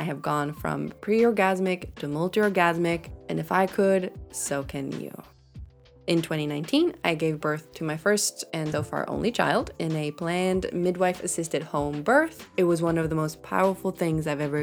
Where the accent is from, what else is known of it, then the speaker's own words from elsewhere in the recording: Sweden; I'm from Sweden. I live in Sweden.